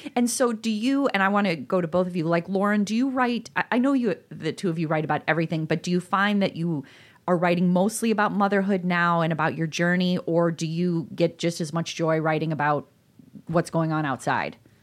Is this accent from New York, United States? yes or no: no; DeKalb, Illinois, United States; also born or lived in Iowa / Chicago; now in Elmhurst, United States; I grew up in DeKalb, Illinois, and then I went to school in Iowa, and then I came back to Chicago, and now I'm in Elmhurst.